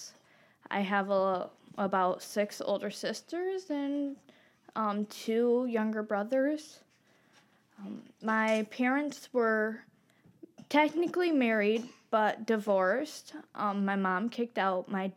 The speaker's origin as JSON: {"language": "English", "area": "Kalamazoo, Three Rivers, Holland", "region": "Michigan", "country": "United States", "tie": "born or raised there", "said": "we grew up in Kalamazoo, Three Rivers, for a long time, and moved to Holland, and then we were almost everywhere in Michigan from there"}